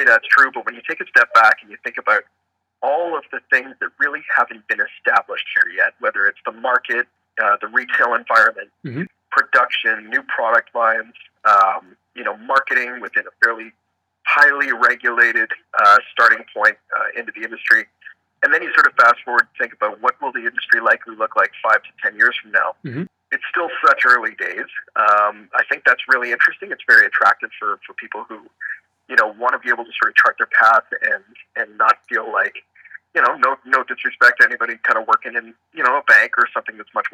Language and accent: English; Toronto, Ontario, Canada; Toronto guy, did my MBA at U of T